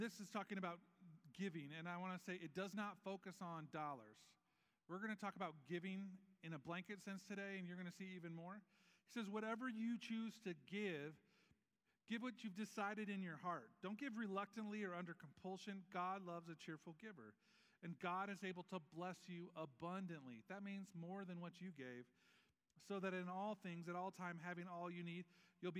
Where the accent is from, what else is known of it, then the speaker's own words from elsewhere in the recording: Nebraska, United States; now in Syracuse, United States; I grew up in Nebraska